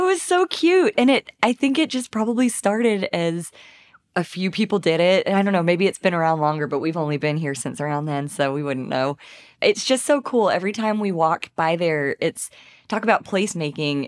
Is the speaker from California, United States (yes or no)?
no; Tyler, Texas, United States; now in Fayetteville, United States; I'm from Tyler, Texas